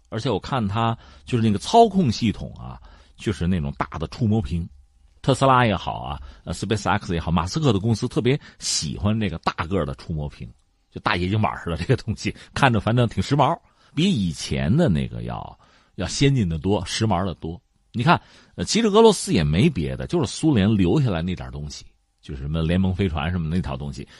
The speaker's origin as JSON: {"language": "Chinese", "country": "China", "said": "我们中国人把无人探测器就嫦娥四号送到月球背面"}